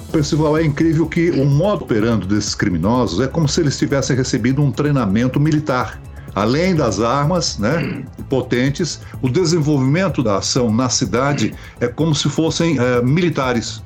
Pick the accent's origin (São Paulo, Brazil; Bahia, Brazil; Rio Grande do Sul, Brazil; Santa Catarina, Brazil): Santa Catarina, Brazil; Criciúma; Criciúma, município de Santa Catarina, minha terra natal